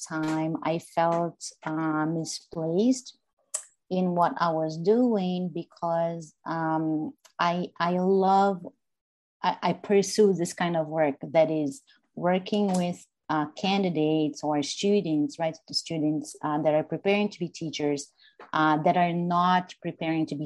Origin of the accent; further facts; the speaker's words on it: Brazil; now in United States; I'm from Brazil. I grew up in Brazil. I was born in the US.